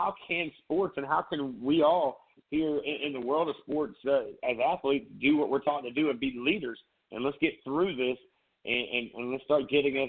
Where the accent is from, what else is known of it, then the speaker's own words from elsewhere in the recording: Myrtle Beach, South Carolina, United States; now in Charleston, United States; growing up in Myrtle Beach